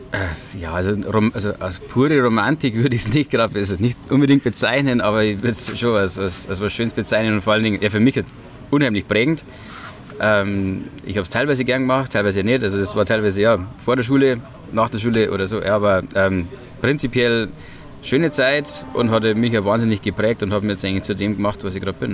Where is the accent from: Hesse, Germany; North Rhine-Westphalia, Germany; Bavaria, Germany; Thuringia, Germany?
Bavaria, Germany; Hallertau; ich komme selbst auch aus der Hallertau, bin auf dem Hopfenbaubetrieb aufgewachsen